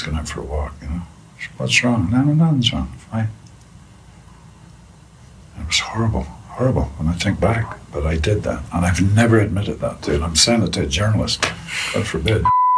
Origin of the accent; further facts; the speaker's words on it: Northern Ireland, United Kingdom; And I come from a society, I grew up in Northern Ireland in the Troubles